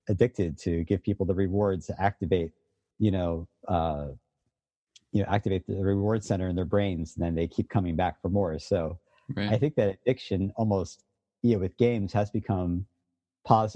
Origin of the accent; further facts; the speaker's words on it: Philadelphia, Pennsylvania, United States; I grew up in Philadelphia when I was a kid in the 80s